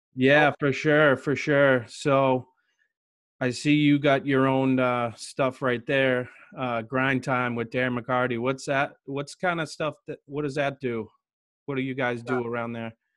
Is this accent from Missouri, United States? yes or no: no; Massachusetts, United States; I'm from Massachusetts